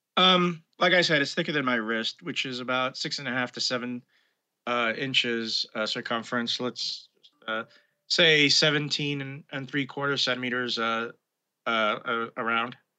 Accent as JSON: {"language": "English", "town": "New York City", "region": "New York", "country": "United States", "tie": "born or raised there", "also_born_or_lived": "Brooklyn", "said": "I was born in Brooklyn, to be precise, but I grew up in Manhattan"}